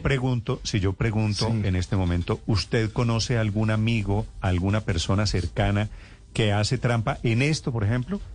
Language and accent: Spanish; Colombia; todos somos colombianos